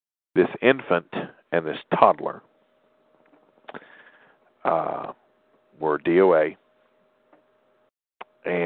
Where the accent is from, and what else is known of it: Tennessee, United States; born or raised there